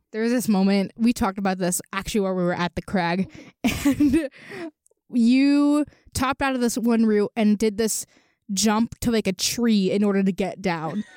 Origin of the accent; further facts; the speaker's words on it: Venezuela; now in State College, United States; I'm from Venezuela